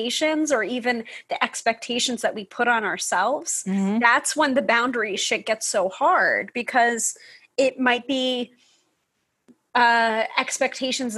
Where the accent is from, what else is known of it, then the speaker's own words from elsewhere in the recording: New York, United States; the New Yorker